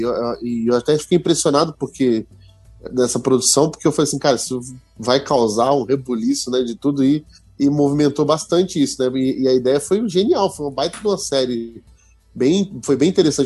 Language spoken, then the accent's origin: Portuguese; Rio de Janeiro, Brazil; minha terra natal como exemplo, meu querido Rio de Janeiro